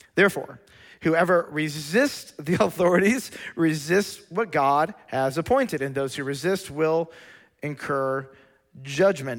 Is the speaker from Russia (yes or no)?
no; Lansing, Michigan, United States; moved away; I was born in Lansing, Michigan